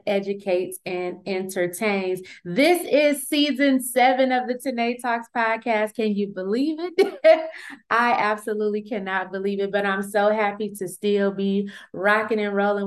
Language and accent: English; Flint, Michigan, United States; 810 or 810, however you want to call it, is the area code of Flint, Michigan. Y'all know that's my hometown